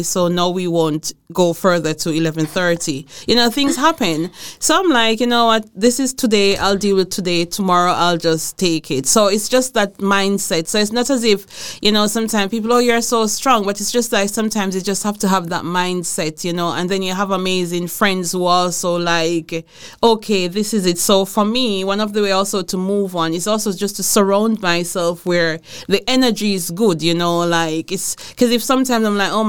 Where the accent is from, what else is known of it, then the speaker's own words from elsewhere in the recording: Jamaica; moved away as an adult; also born or lived in Aarhus, Denmark / Herning, Denmark; now in Denmark; I'm from Jamaica